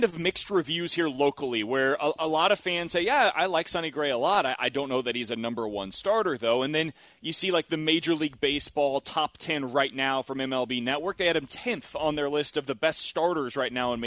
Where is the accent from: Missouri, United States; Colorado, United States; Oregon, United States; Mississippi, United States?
Missouri, United States; Kansas City; moved away; I'm originally from Kansas City, born and raised there.